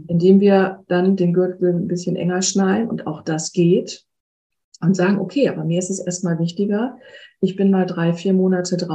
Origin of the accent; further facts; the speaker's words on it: Hamburg, Germany; moved away; ich bin ja auch aus Hamburg, aus meiner Heimatstadt weggegangen, die ich ja nach wie vor sehr schätze und sie liebe.